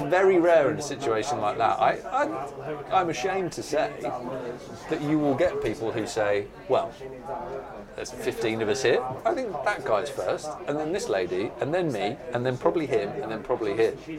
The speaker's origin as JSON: {"language": "English", "town": "Burgess Hill", "region": "South East England", "country": "United Kingdom", "tie": "born or raised there", "also_born_or_lived": "Newcastle upon Tyne", "lives_now": "London, United Kingdom", "said": "I moved from Newcastle when I was very young. So, my actual experience of pubs, first of all, was as a teenager in Burgess Hill, which is just outside of Brighton."}